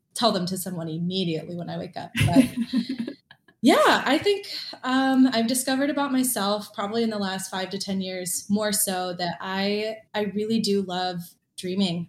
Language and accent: English; Michigan, United States; also born or lived in Hawaii; now in Orlando, United States; I grew up in Hawaii as a kid, and when I was about 10, moved to Michigan